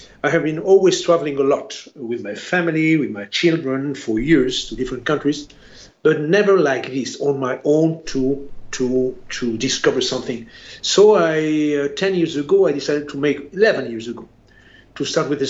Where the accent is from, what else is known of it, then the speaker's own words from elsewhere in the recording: Spain; also born or lived in France; I'm a Spaniard